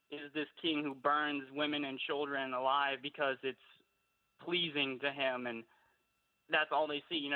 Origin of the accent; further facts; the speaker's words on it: Louisiana, United States; I'm from all the way here down south in Louisiana, of all places.